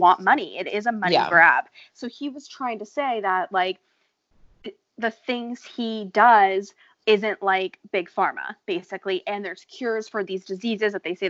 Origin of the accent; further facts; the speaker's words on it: United States; I'm from America.